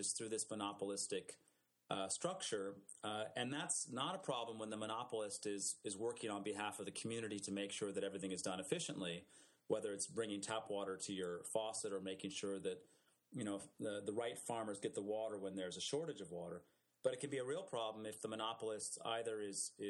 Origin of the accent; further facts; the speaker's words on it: California, United States; I was born and raised in California